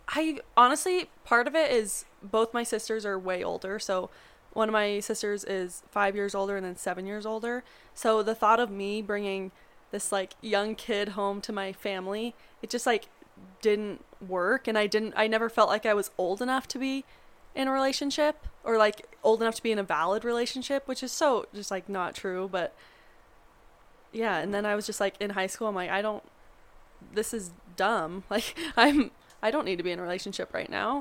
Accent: Montana, United States; now in Colorado, United States; I'm from Montana, so most guys drive trucks

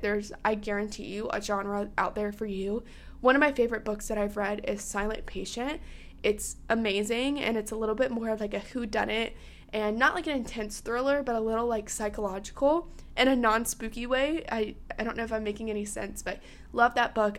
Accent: South Carolina, United States; I'm from South Carolina

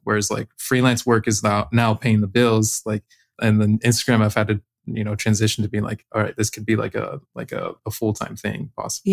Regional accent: Arizona, United States; moved away as an adult; now in Maui, United States; I'm living in Maui, Hawaii right now. I'm from Arizona, but yeah, living out here on the island.

